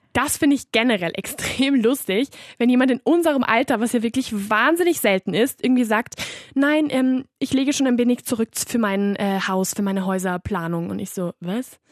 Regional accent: Barcelona, Catalonia, Spain; moved away as an adult; now in Vienna, Austria; ich war zwar in Barcelona auf der Schule

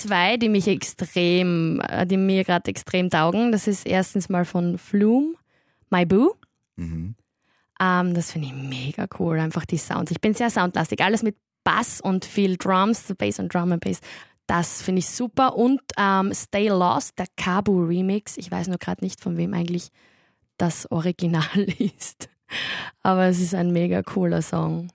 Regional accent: Styria, Austria; now in Vienna, Austria; ich komme aus der Steiermark. Ich habe eigentlich einen ziemlichen Dialekt

